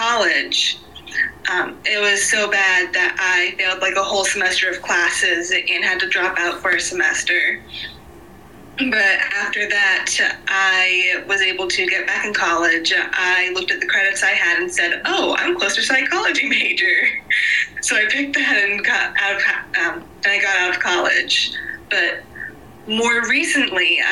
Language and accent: English; South Carolina, United States; I am from South Carolina